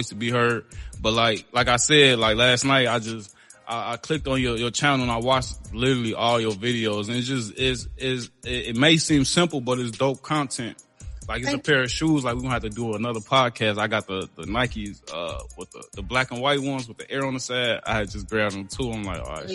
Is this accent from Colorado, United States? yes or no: no; Chicago, Illinois, United States; I'm from Chicago